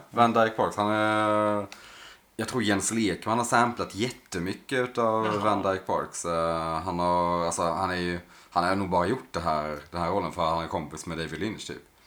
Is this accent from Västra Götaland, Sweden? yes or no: no; Blekinge, Sweden; Jag och Sebbe, där vi kommer från